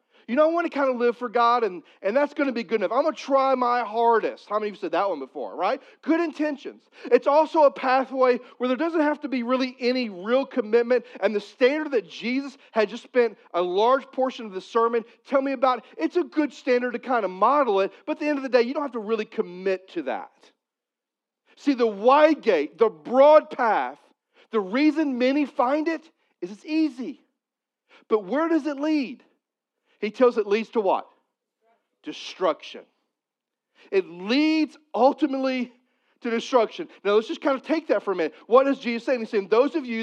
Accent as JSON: {"language": "English", "region": "Missouri", "country": "United States", "said": "I'm from Missouri."}